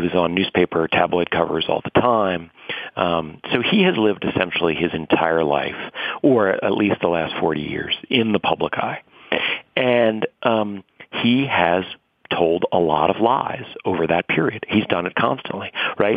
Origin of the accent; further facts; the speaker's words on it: New York City, New York, United States; I grew up in and around New York City.